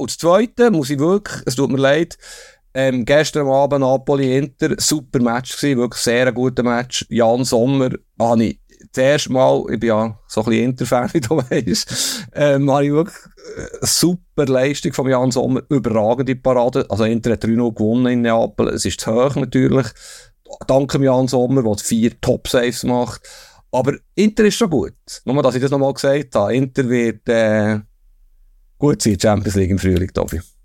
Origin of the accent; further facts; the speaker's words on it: Bern, Switzerland; ich komme aus Bern